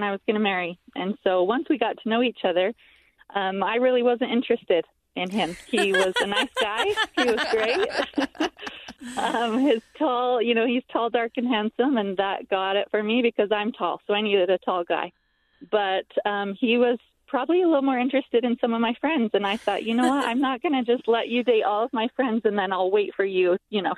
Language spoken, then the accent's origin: English; Ogden, Utah, United States; I was born and raised in Ogden, Utah, and I have just always loved it here.